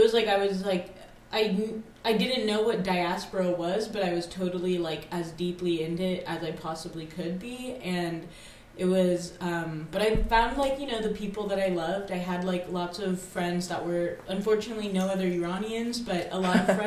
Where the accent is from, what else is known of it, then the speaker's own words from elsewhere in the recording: Morgantown, West Virginia, United States; moved away; also born or lived in Iran; I'm originally from Morgantown, West Virginia